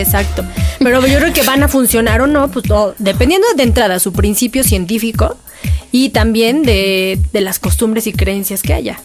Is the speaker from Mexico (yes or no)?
yes; Mexico; hablamos como mexicanos